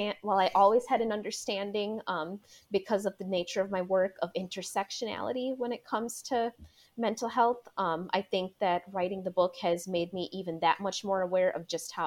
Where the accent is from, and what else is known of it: Milwaukee, Wisconsin, United States; born or raised there